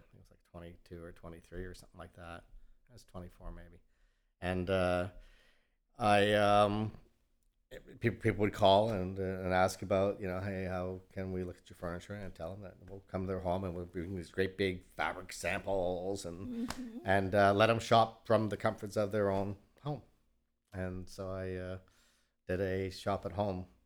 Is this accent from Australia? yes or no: no; Mississauga, Ontario, Canada; moved away as an adult; also born or lived in Toronto; now in Houston, United States; I'm from Canada originally